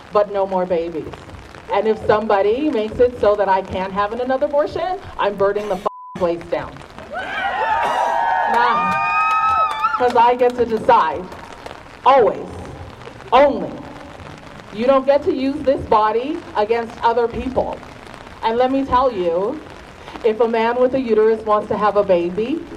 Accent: Nigeria; I'm Nigerian

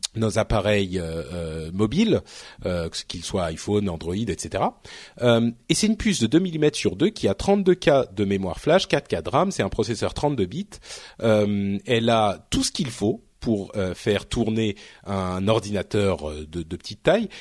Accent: France; je parle français, hein, je suis français, je viens d'ici

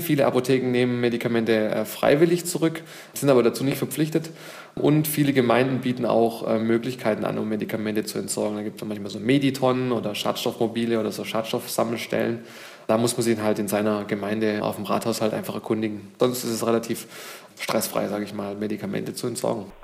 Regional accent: Germany; bei uns in Deutschland

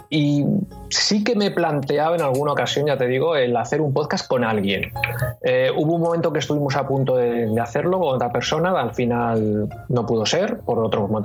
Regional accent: Madrid, Community of Madrid, Spain; yo soy de Madrid y, he vivido muchos años en Madrid, ahora ya no vivo allí

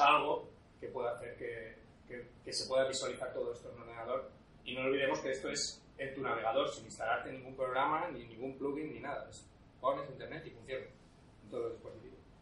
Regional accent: Spain; hay otro chico español, pero, pero solo somos dos

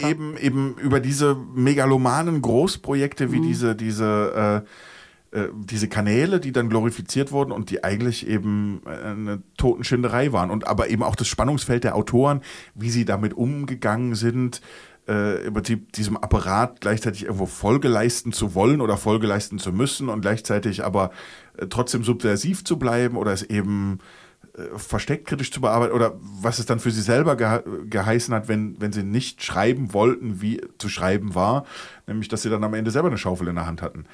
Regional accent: Germany; wir als Deutsche

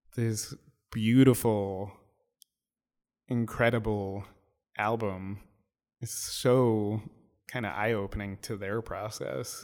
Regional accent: New York City, New York, United States; being a New Yorker

